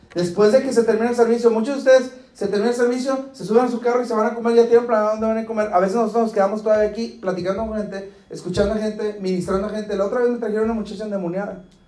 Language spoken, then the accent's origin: Spanish; Guadalajara, Jalisco, Mexico; now in Del Rio, United States; yo no soy ni del río ni de Acuña, yo soy de Guadalajara